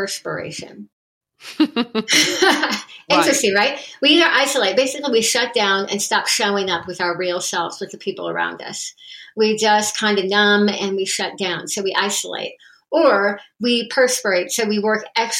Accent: United States; being an American

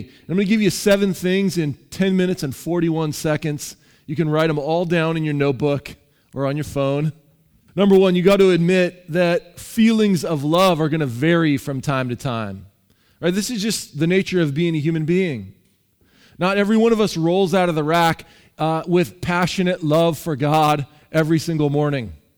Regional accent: Seattle, Washington, United States; I'm from Seattle.

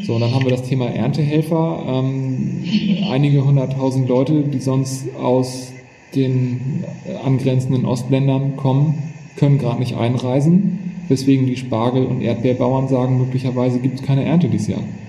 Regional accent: Hamburg, Germany; sind wir beide Hamburger und wir haben hier den Hafen vor Augen

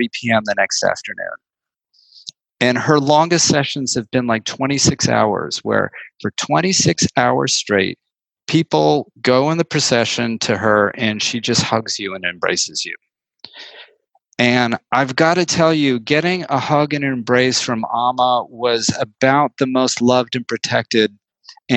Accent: New York City, New York, United States; also born or lived in Woodstock, New York; now in San Francisco, United States; growing up in New York City in the 60s and the 70s was just the most extraordinary petri dish imaginable

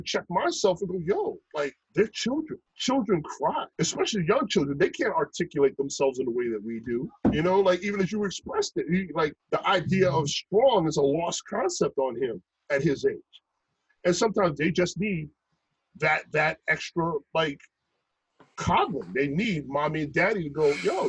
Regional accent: New York City, New York, United States; dudes that I grew up with in Brooklyn, you know, dudes I grew up with in New York

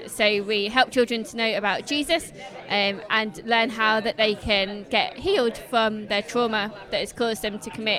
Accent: England, United Kingdom; moved away as an adult; now in Kenya; I'm from England.

